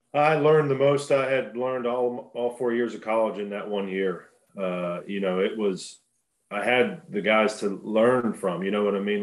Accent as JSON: {"language": "English", "town": "Pittsburgh", "region": "Pennsylvania", "country": "United States", "tie": "born or raised there", "said": "growing up in Pittsburgh is great. It, it is definitely a blue collar town"}